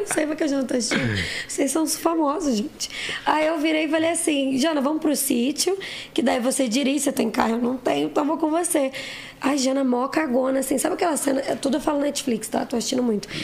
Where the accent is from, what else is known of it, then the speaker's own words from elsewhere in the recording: Osasco, São Paulo, Brazil; also born or lived in Santana, São Paulo; eu nasci em Osasco